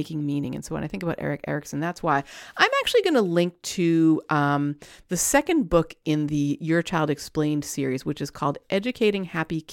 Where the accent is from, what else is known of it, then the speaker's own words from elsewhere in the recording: Montreal, Quebec, Canada; moved away; I'm from Montreal, the city of Montreal. And we used to drive through the eastern townships all the time.